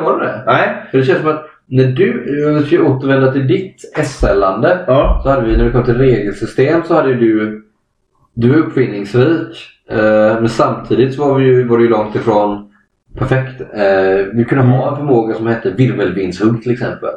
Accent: Kalmar County, Sweden; jag och både Adam och Adam, vi, vi kommer från Öland, samma ö

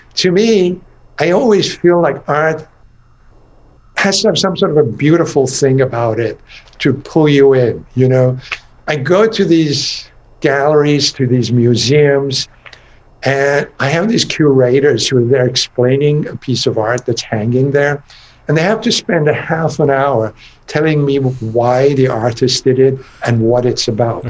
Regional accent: Iran; also born or lived in England; now in United States; growing up in Iran in a very conservative environment, you know, back in the 50s

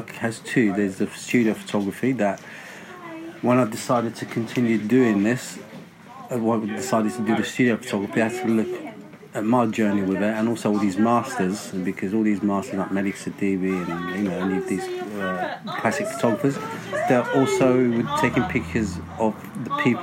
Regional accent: Larache, Tanger-Tetouan-Al Hoceima, Morocco; now in London, United Kingdom; Before moving to London, I was born in Larache, north of Morocco

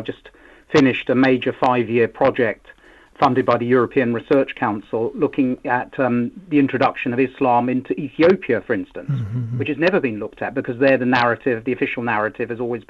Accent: London, United Kingdom; I'm originally from London.

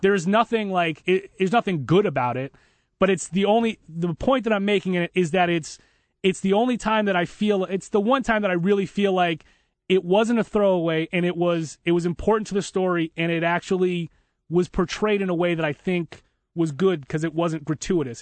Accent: Boston, Massachusetts, United States; I'm from Boston.

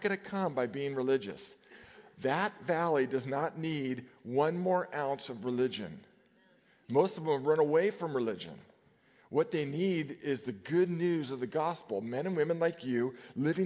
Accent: Nevada, United States; As a kid, I grew up in Nevada, and every day we lined up in our grammar school

